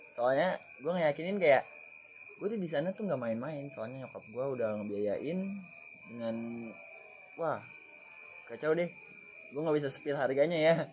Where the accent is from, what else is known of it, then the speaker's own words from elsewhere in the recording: Bekasi, West Java, Indonesia; berarti gue dari Bekasi ya gue dari Bekasi ada dua orang